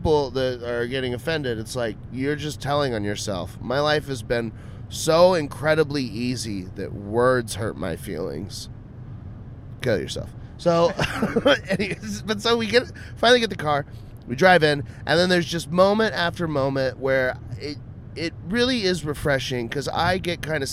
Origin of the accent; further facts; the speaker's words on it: Austin, Texas, United States; I'm just from Austin.